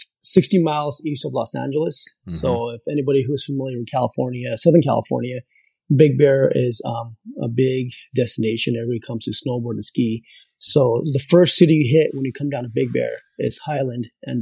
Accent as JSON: {"language": "English", "country": "Pakistan", "tie": "born there", "said": "So I was born in Pakistan. My parents are from Pakistan. We're Christians. So there's not a lot of Christians in Pakistan."}